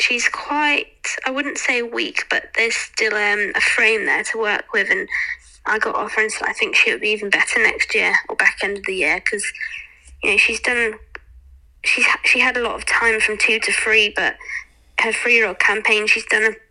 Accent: England, United Kingdom; being an English jockey

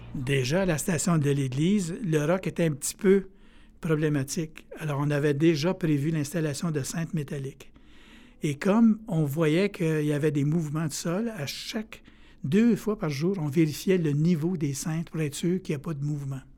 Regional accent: Abitibi, Quebec, Canada; moved away; je viens d'Abitibi

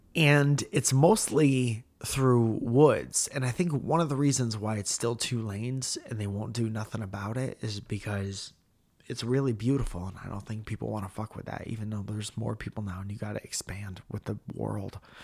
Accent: Stratford, Connecticut, United States; moved away; in Connecticut and in Stratford calling out my hometown

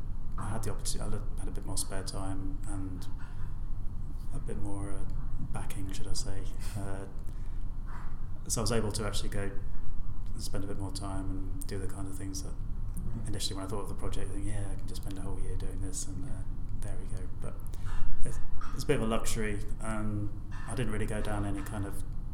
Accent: North Walsham, East of England, United Kingdom; grew up in North Walsham. My parents met in Cromer and married in Cromer, and so I feel very, very much a part of North Norfolk.

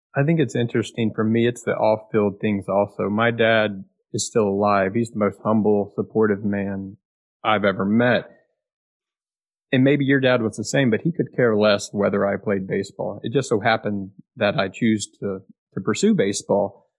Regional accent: Austin, Texas, United States; growing up in Austin, like I did

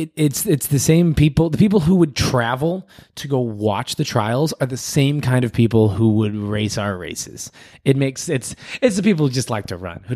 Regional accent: London, United Kingdom; he was running, and I'm from London, and I saw him take a turn

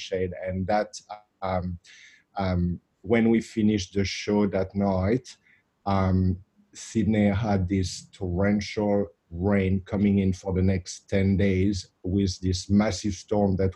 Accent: Saint-Émilion, Nouvelle-Aquitaine, France; moved away; I grew up in the south of France, in Bordeaux. And in a little part of Bordeaux called Saint-Emilion.

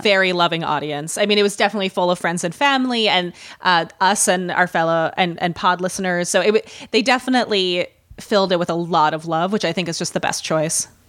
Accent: Midwest, United States; accent: Midwestern; I can already hear my Midwestern accent coming back

